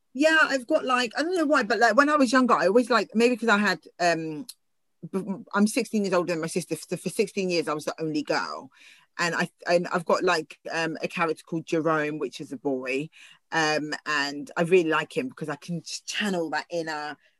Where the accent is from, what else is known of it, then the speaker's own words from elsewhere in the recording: Southampton, South East England, United Kingdom; i've grown up in southampton